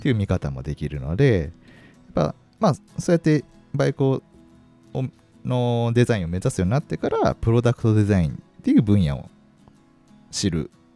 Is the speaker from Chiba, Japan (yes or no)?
no; Kanazawa, Ishikawa, Japan; now in Kakegawa, Japan; 僕の出身があの石川県の金沢市なんで